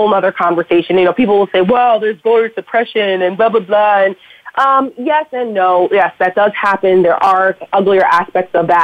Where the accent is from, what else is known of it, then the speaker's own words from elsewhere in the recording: Paramus, New Jersey, United States; my hometown in Paramus, New Jersey, where I'm from